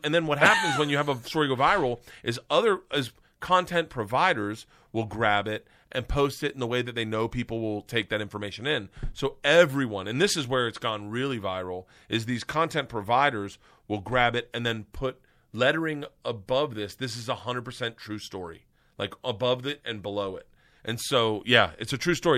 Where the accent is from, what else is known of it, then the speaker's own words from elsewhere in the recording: Florida, United States; I grew up in Florida